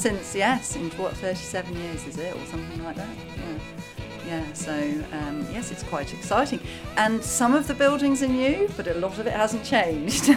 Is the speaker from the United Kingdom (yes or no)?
yes; England, United Kingdom; I came over from England on an English speaking union scholarship programme